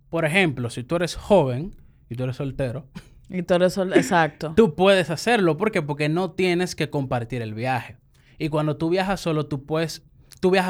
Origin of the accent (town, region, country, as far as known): Azua de Compostela, Azua, Dominican Republic